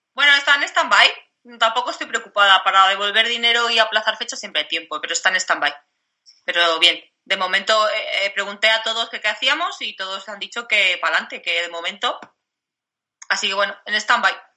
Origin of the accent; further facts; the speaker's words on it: Madrid, Community of Madrid, Spain; now in Cáceres, Spain; yo vivo en Cáceres, pero que yo soy de Madrid y tengo a toda mi familia allí